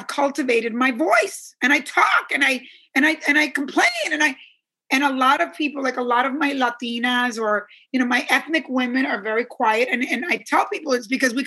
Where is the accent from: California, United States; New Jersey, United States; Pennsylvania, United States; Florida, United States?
New Jersey, United States; Teaneck; I grew up in Teaneck, New Jersey, and all my neighbors, it was a very Jewish town